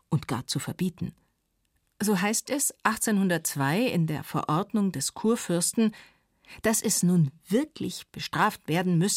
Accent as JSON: {"language": "German", "town": "Munich", "region": "Bavaria", "country": "Germany", "said": "Ich bin aus München. Ich kenne es auch vom Land. Wir waren ja evakuiert."}